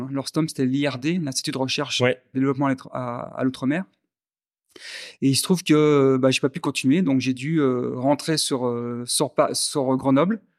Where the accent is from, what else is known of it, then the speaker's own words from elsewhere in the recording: Algiers, Algiers Province, Algeria; born there; je suis ingénieur en mathématiques, mathématiques appliquées. Je suis né à Alger, Hein, puisque mon père a fait beaucoup d'expatriation